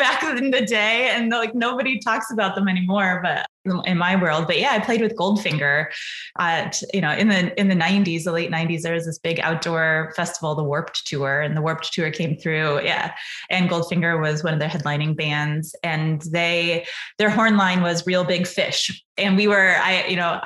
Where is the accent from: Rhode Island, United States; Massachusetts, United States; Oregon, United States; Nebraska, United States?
Nebraska, United States; Omaha; moved away as an adult; also born or lived in Kearney, Nebraska / Ithaca, New York; I grew up in Omaha, Nebraska, so the middle of the United States for sure